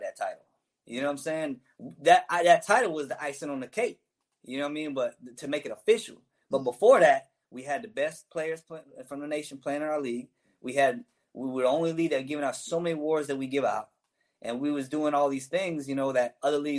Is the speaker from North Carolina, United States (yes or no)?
no; Daytona Beach, Florida, United States; I'm from Daytona Beach